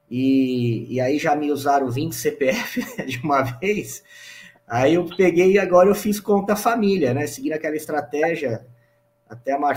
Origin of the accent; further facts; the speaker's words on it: São Paulo, Brazil; sou de São Paulo, São Paulo capital.